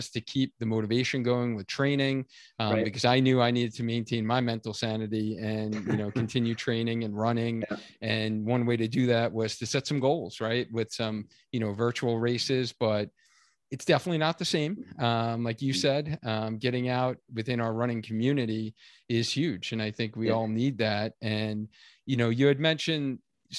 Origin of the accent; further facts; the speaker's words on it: New York, United States; now in Connecticut, United States; I'm originally from New York